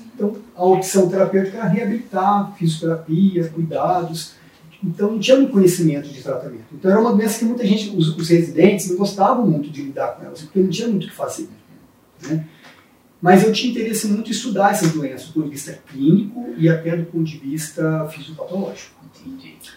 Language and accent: Portuguese; Colatina, Espírito Santo, Brazil; eu sou de uma cidade do interior do Espírito Santo, chamada Colatina.